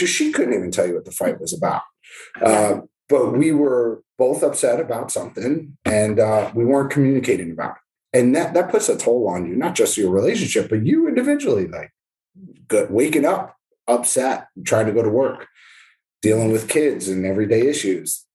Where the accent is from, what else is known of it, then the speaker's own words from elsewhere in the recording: New Jersey, United States; moved away as an adult; now in Florida, United States; My kids are growing up in New Jersey